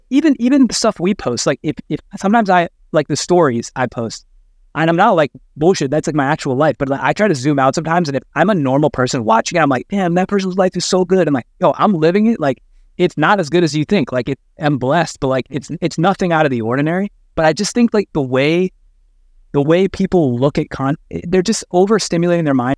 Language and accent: English; Midwest, United States; I grew up in the Midwest